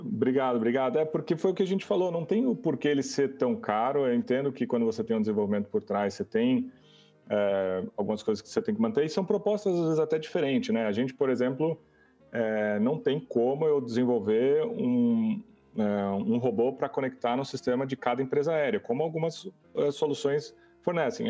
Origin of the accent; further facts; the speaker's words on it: Brazil; todos somos brasileiros